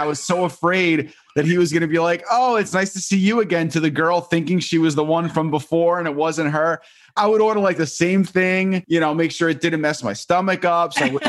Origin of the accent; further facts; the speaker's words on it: Long Island, New York, United States; I'm from Long Island.